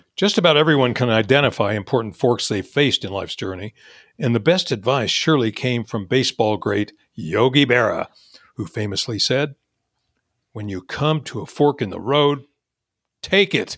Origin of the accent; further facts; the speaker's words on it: Topeka, Kansas, United States; moved away as an adult; now in California, United States; I would stay in my hometown of Topeka, Kansas